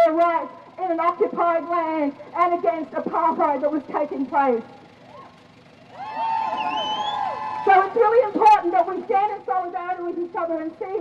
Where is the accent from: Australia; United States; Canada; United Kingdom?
Australia; North Queensland; now in Melbourne, Australia; I'm originally from North Queensland. I'm a Murray woman